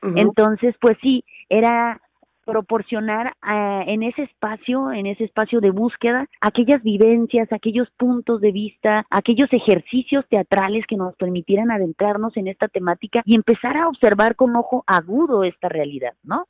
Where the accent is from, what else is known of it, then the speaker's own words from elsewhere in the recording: Mexicali, Baja California, Mexico; yo soy de Mexicali, Baja California